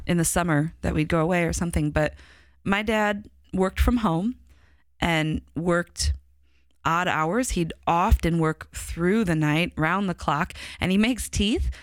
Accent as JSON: {"language": "English", "town": "Chicago", "region": "Illinois", "country": "United States", "accent": "Chicago", "said": "my Chicago accent"}